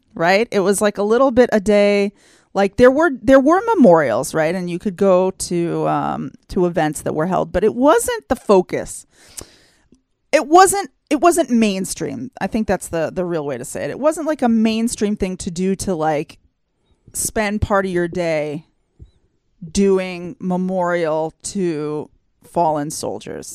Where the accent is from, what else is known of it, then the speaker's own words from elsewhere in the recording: United States; moved away as an adult; now in Israel; I grew up in the United States